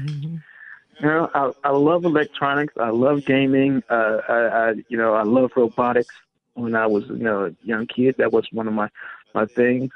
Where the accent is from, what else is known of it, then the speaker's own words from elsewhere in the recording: Washington, D.C., Maryland, United States; in my hometown of Maryland, Washington, D.C., DMV